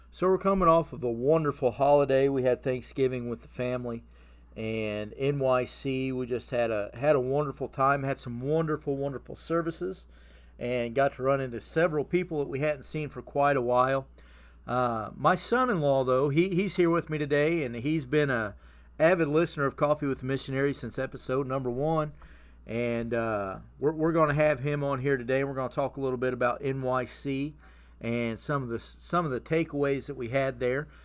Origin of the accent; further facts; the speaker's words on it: Indiana, United States; moved away; we get to be here in the state of Indiana with family